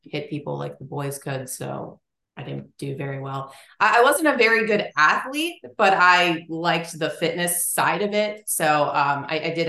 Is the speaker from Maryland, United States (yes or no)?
yes; Linthicum, Maryland, United States; I grew up in like just south of Baltimore, Maryland, in Linthicum